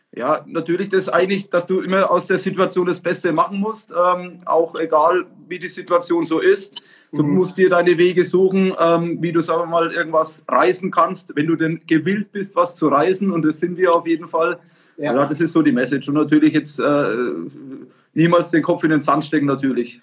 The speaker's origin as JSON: {"language": "German", "area": "Franconia", "region": "Bavaria", "country": "Germany", "tie": "born or raised there", "said": "wir sind ja aus Franken"}